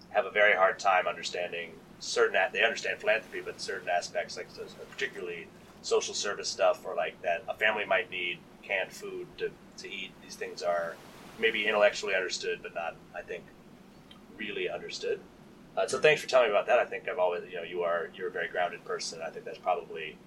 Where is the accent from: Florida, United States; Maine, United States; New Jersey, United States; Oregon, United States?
Maine, United States; Waterville; I grew up in Waterville, Maine, in a wealthy family